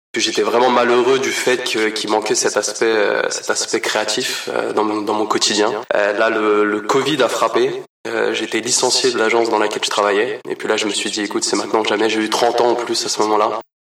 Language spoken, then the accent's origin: French; Paris region, Île-de-France, France; also born or lived in Portugal (ancestry); now in Montreal, Canada; je suis euh, d'origine portugaise, mais né en France, dans la région parisienne. Ça fait à peu près six ans et demi que je suis ici à Montréal